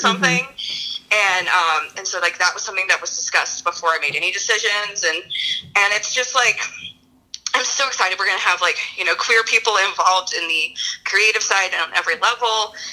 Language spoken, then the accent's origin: English; Louisiana, United States; also born or lived in Texas; I spent a lot of time in Texas growing up. I'm from Louisiana, but Texas is like sort of my secondary home state.